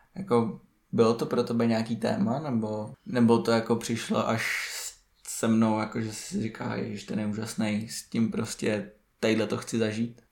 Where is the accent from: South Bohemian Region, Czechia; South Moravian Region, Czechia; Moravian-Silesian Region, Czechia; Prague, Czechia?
Prague, Czechia; jsme z Prahy